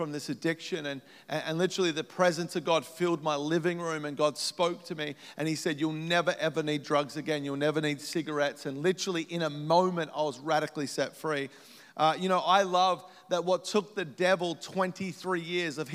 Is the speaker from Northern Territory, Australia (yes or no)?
no; Melbourne, Victoria, Australia; moved away as an adult; now in United States; I grew up in Melbourne, Australia